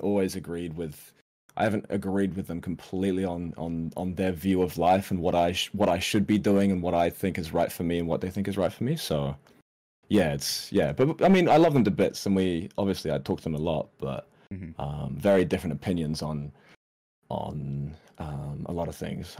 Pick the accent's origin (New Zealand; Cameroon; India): New Zealand; I've done most of most of my growing up in New Zealand